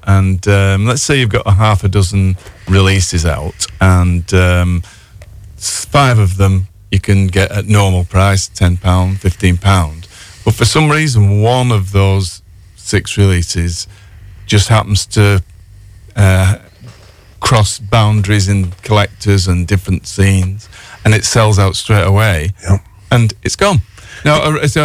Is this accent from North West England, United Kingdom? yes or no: yes; Leyland, North West England, United Kingdom; We're from Leyland